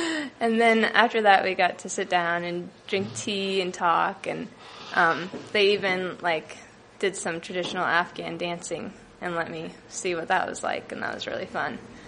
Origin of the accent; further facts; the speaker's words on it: United States; born there; just because of where I was born in America, like, I have the privilege to be able to give something to someone